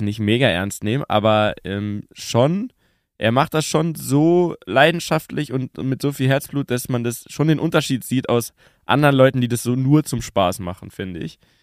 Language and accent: German; Munich, Bavaria, Germany; Urbayer, geboren in München